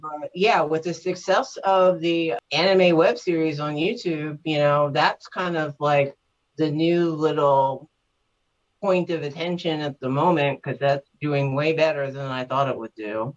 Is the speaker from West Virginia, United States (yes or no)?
no; New York, United States; I lived in Manhattan for a couple years and I grew up in New York